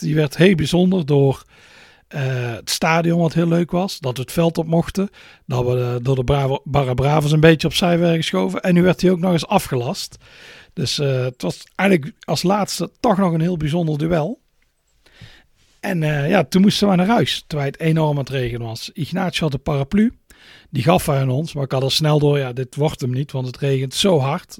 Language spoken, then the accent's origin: Dutch; Netherlands; als Nederlander